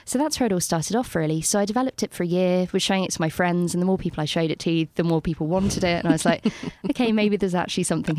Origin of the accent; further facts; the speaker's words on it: London, United Kingdom; I was there for way too long. I went back to London and they asked me if I was from Bristol.